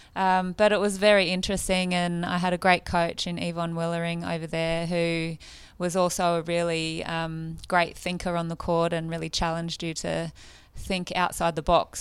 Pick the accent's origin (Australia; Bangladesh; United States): Australia; Woy Woy, New South Wales; moved away; also born or lived in New Zealand; I came from the Central Coast